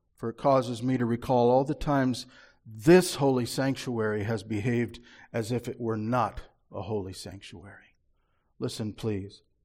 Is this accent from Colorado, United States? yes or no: no; Marshalltown, Iowa, United States; when I was a little boy growing up in Marshalltown in the fifties